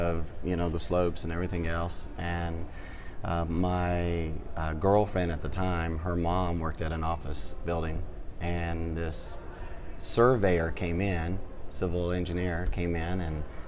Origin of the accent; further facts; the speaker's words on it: Clemson, South Carolina, United States; I grew up in Clemson